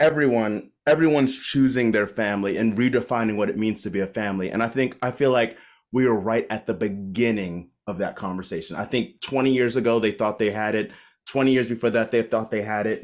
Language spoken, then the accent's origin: English; Maryland, United States; moved away as an adult; also born or lived in Baltimore; my hometown of Maryland